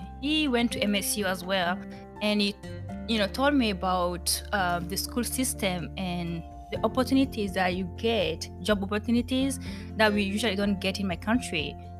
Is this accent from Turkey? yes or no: no; Mali; moved away as an adult; now in Springfield, United States; I'm from Mali, West Africa. I've been here for 5 years now